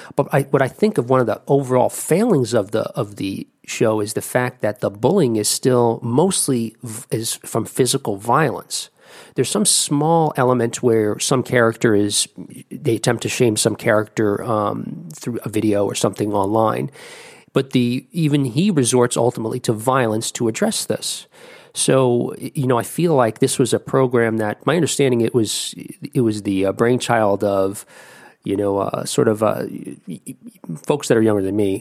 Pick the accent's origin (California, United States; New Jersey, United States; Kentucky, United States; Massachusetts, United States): New Jersey, United States; moved away; I'm originally from New Jersey